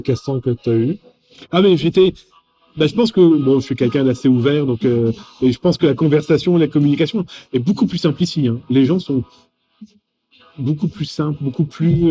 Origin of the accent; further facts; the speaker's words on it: France; accent: French; mon accent français